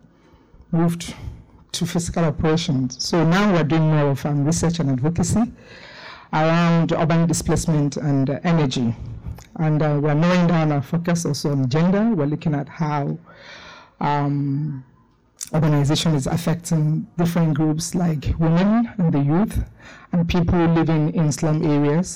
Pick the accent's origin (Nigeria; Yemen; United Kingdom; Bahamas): Nigeria; Lagos; I'm from Nigeria, particularly Lagos, the city of more.